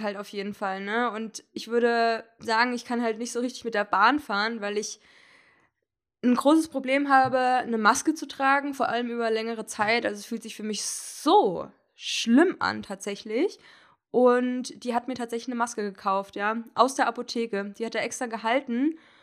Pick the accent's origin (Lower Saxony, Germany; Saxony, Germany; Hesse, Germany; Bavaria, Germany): Hesse, Germany; moved away; die Fahrt nach Hessen äh, in meine Heimatstadt